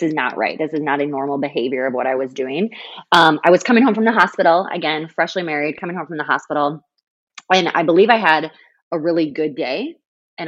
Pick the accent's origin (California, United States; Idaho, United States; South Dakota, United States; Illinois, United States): South Dakota, United States; I'm from South Dakota. Everywhere is 15 minutes